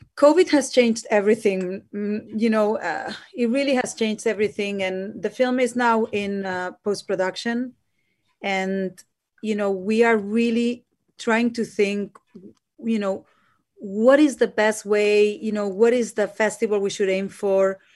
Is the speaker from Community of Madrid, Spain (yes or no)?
no; Barcelona, Catalonia, Spain; now in United Kingdom; I'm myself from Spain, from Barcelona